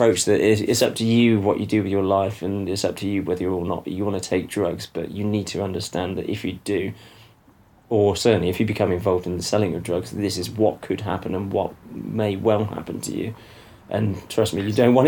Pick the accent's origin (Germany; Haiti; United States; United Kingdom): United Kingdom; moved away as an adult; also born or lived in Ecuador; I was coming back to my own culture, you know, being British